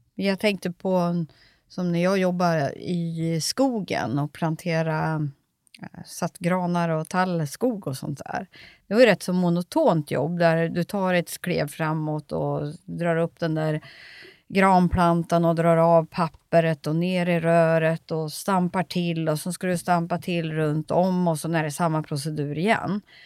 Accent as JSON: {"language": "Swedish", "country": "Sweden", "tie": "born or raised there", "said": "varför är jag född i Sverige"}